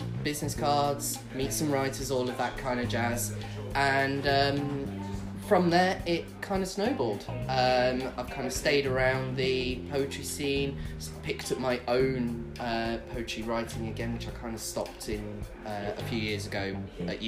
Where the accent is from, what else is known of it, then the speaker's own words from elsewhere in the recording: Leicester, East Midlands, United Kingdom; moved away as an adult; now in Worcester, United Kingdom; I'm originally from Leicester, and moved down to Worcester in 2017